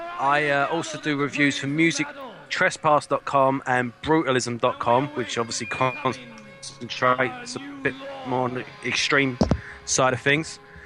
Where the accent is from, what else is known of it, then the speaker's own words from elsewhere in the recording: England, United Kingdom; Yeah, and I'm English.